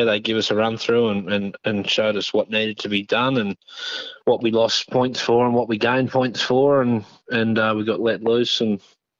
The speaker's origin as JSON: {"language": "English", "region": "North New South Wales", "country": "Australia", "tie": "born or raised there", "moved": "as an adult", "lives_now": "Kalgoorlie, Australia", "said": "No, I'm from the East Coast, North New South Wales originally, grew up over there and worked in the civil industry and transport industry, and come over here in 2012, so been in Kalgoorlie for 10 years."}